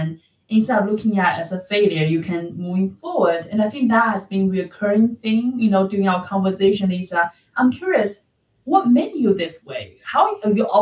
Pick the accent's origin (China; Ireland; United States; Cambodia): China; moved away; I'm from China